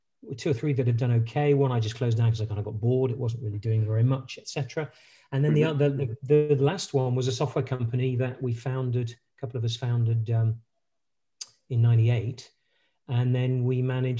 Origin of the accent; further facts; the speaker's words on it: United Kingdom; accent: British; moved away as an adult; also born or lived in French Alps / United States; my accent, I'm a British, British by origin. Was born in the UK. I spent most of my formative, pretty much all my formative years up to my bachelor's degree in the UK.